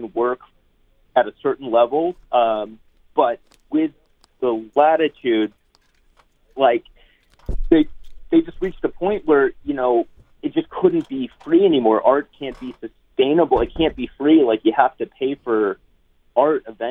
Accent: San Francisco, California, United States; moved away; I was born in San Francisco as well. I left and then came back

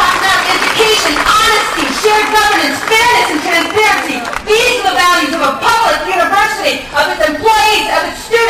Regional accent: East Coast, United States; moved away as an adult; also born or lived in Taiwan; now in California, United States; I grew up on the East Coast, but I knew I always wanted to come to California because I thought there would be a better life here. My parents were immigrants to the U.S., and I was born in Taiwan.

